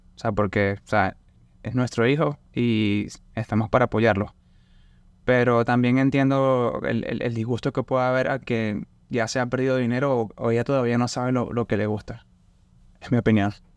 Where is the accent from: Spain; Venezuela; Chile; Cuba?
Venezuela; Barcelona, Anzoátegui; moved away as an adult; now in Lafayette, United States; Yo soy de Barcelona, yo estoy cerca de la playa